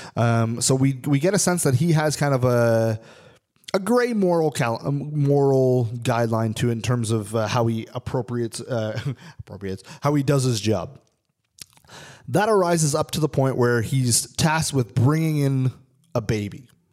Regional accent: Canada; I'm a am a Canadian citizen, I'm not an American

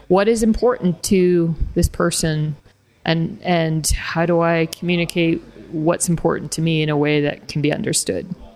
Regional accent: Canada; first language English; moved away; also born or lived in Lithuania; as a Canadian, with a Canadian passport

